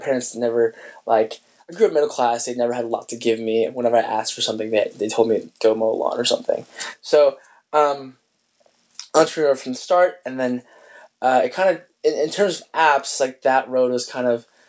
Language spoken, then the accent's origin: English; Spokane, Washington, United States; moved away; I was in my hometown of Spokane, Washington